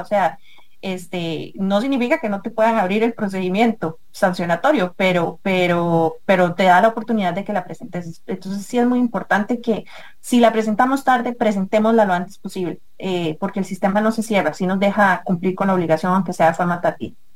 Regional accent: Costa Rica; muchos ticos en Costa Rica que dejamos todos para el final

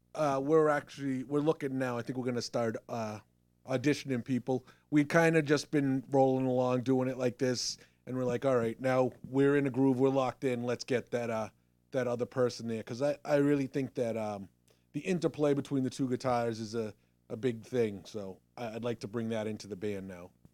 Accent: Randolph, Massachusetts, United States; we're from the South Shore, Massachusetts. Um, Jeff and I both grew up in Randolph

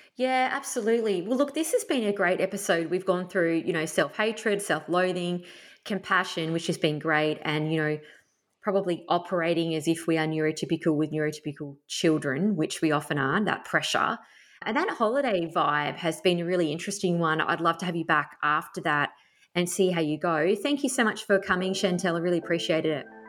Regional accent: Tasmania, Australia; moved away; I grew up camping in Tassie

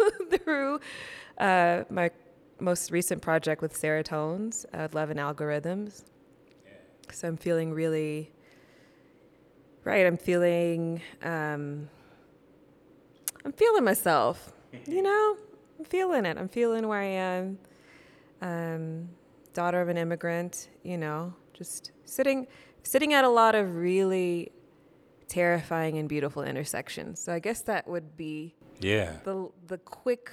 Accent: Columbia, Louisiana, United States; also born or lived in Yokosuka, Japan; then we moved from Yokosuka to Columbia, Louisiana, and moved in with my grandma

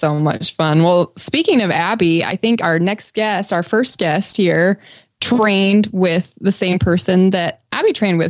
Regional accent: Utah, United States; I grew up in Utah where it's just dry.

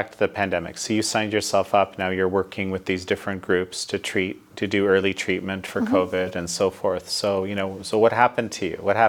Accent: Canada; I'm Canadian, as many of our viewers know, and I, you know, come from a country where it was just a given that what you would call socialized medicine is the greater good

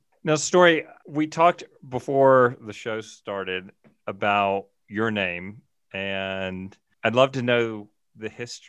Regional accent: the South, United States; accent: thick Southern; moved away; I grew up in the South, as you can tell from my thick Southern accent.

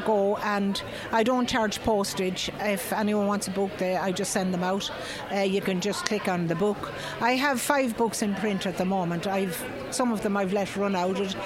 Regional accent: Mullingar, Leinster, Ireland; I'm from Mullingar

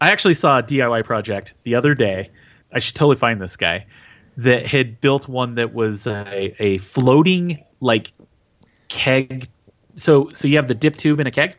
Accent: Utah, United States; I am from Utah

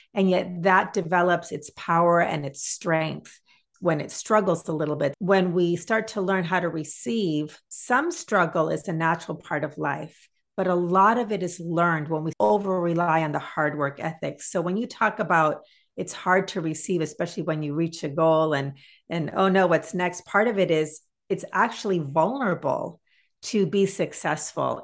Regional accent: Massachusetts, United States; I grew up in Massachusetts

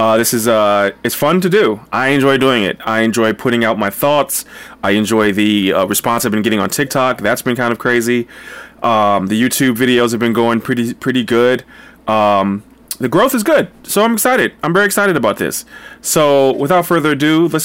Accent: Linden, New Jersey, United States; moved away; I went to my hometown in New Jersey, in Linden, New Jersey

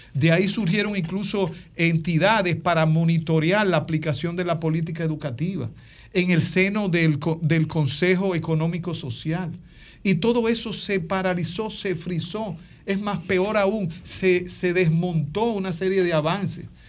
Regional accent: Dominican Republic

